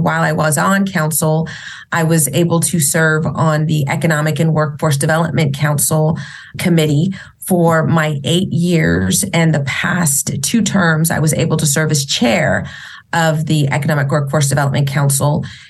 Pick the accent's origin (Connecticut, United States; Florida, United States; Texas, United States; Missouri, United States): Texas, United States; San Antonio; born and raised in San Antonio, Texas. My heritage goes back to the Alamo with La Soya, who are defenders at the Alamo